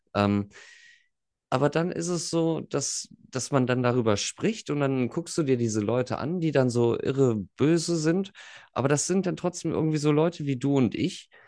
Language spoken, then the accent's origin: German; near the Ruhr area, western Germany, North Rhine-Westphalia, Germany; da wo ich herkomme, 20 Minuten weiter bist du direkt so gefühlt im Pott